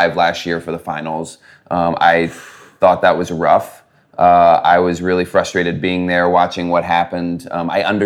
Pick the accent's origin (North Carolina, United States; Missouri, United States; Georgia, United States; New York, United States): Georgia, United States; Atlanta; also born or lived in New Jersey; I was born in New Jersey, but moved down to Atlanta when I was, 5 years old